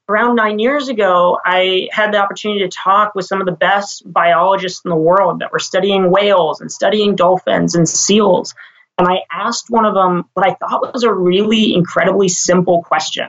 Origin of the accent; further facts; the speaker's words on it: Washington, District of Columbia, United States; moved away as an adult; also born or lived in Maine / California; now in Sausalito, United States; I'm actually from the East Coast originally. So I grew up in Washington, D.C.